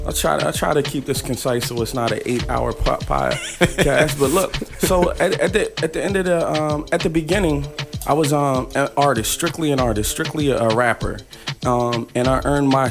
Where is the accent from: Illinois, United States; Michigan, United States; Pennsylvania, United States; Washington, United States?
Pennsylvania, United States; Philadelphia; I'm from Philly originally.